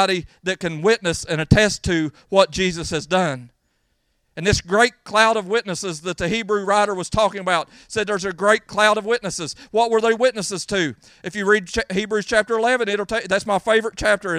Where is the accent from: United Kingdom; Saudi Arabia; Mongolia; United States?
United States; I love being American